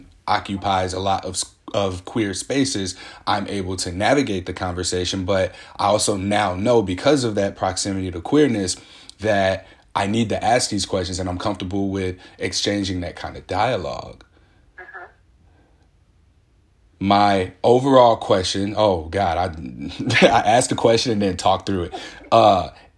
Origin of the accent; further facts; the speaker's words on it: Midwest, United States; now in Portland, United States; I'm from the Midwest, raised by Southern parents, grandparents